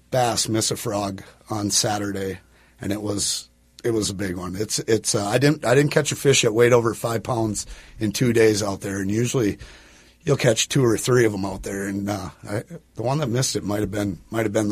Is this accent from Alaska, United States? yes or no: no; Park Rapids, Minnesota, United States; Uh, Park Rapids originally.